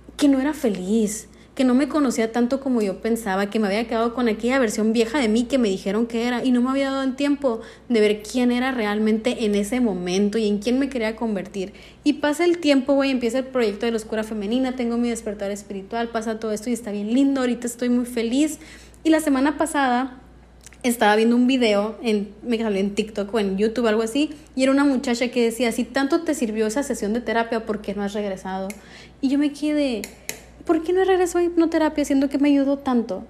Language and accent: Spanish; northern Mexico, Mexico; de donde yo soy, en el norte de México